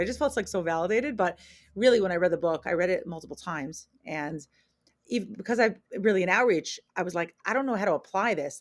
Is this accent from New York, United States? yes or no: yes; New York, United States; moved away as an adult; also born or lived in Israel; now in Portland, United States; I'm originally from New York